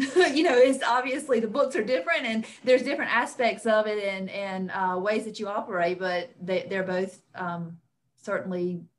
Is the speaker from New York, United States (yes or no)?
no; Laurens County, South Carolina, United States; But I was born and raised in Lawrence County, and I went to USC Upstate and graduated with a business administration degree